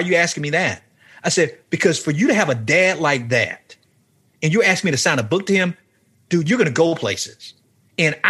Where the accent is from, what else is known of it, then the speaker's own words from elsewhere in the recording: Miami, Florida, United States; I was back at home in Miami.